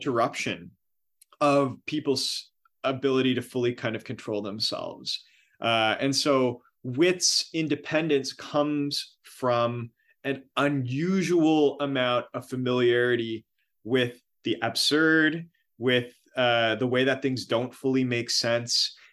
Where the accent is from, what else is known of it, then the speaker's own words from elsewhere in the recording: Miramichi, New Brunswick, Canada; my hometown, Miramichi